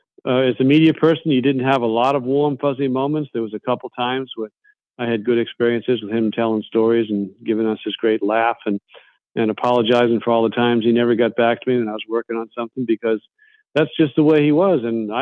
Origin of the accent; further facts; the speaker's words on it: New England, United States; I grew up in New England